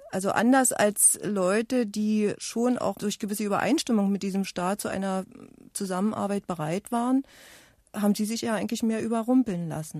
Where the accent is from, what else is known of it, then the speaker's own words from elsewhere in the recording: eastern Germany, Germany; ich komme auch ähm, aus dem Osten Deutschlands